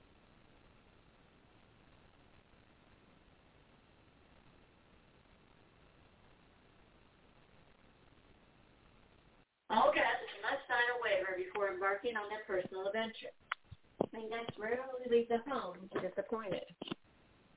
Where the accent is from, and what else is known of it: Round Lake, New York, United States; also born or lived in Saratoga Springs, New York; now in Richmond, United States